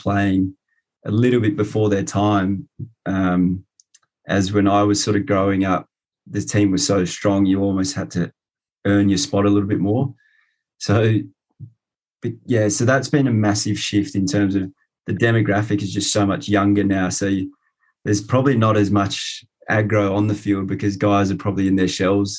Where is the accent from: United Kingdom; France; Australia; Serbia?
Australia; my sort of growing up in Australia